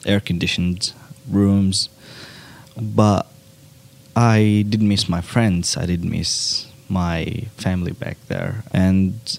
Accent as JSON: {"language": "English", "country": "Syria", "first_language": "Arabic", "second_language": "English", "moved": "yes", "lives_now": "Australia"}